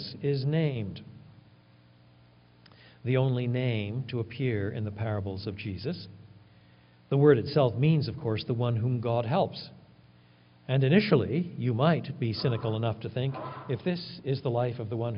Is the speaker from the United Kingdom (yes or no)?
no; Quebec, Canada; I was brought up in French Canada